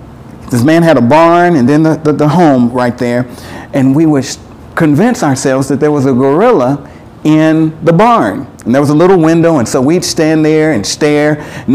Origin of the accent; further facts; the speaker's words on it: Huntsville, Alabama, United States; growing up in Huntsville, you know, in the 60s and in the 70s